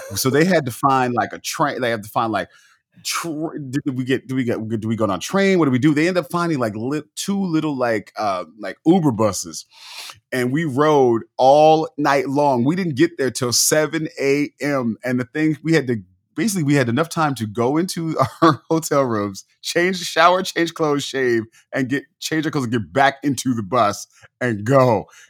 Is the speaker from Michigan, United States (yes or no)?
no; the Bay Area, California, United States; we're from California